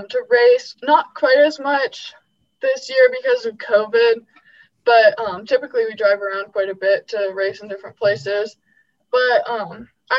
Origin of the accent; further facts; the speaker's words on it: Seward, Alaska, United States; I grew up in Seward